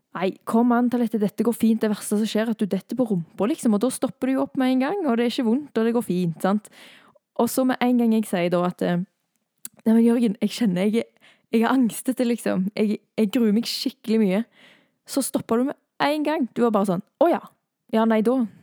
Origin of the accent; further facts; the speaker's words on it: Thailand; now in Norway; jeg har vokst opp i Thailand